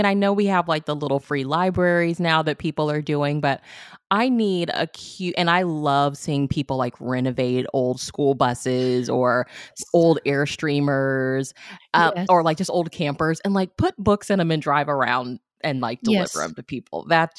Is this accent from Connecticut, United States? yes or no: no; Missouri, United States; like, I'm from Missouri, and like the part of Missouri I'm from, like the railroad has such a like huge history.